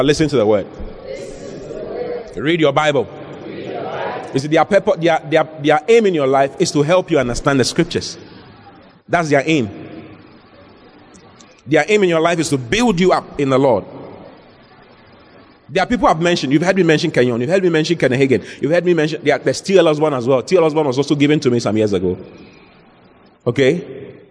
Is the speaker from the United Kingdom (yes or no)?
no; Accra, Greater Accra, Ghana; I was born in Accra, in Dansoman